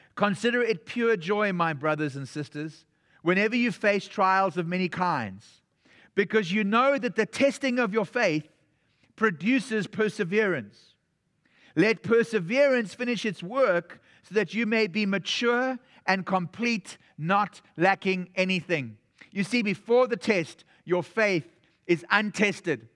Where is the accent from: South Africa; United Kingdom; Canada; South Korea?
South Africa; moved away; I was from South Africa